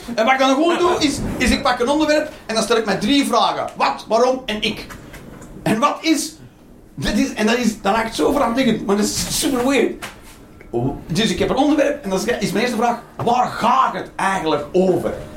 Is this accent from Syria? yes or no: no; Flanders, Belgium